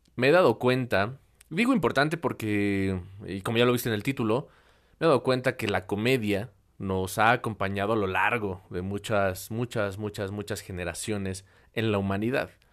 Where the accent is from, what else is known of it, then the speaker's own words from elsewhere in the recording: Mexico; aquí en, en México, en mi país